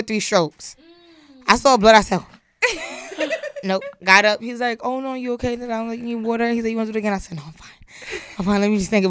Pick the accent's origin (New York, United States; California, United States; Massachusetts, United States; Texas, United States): New York, United States; New York City; Born and raised in the Bronx.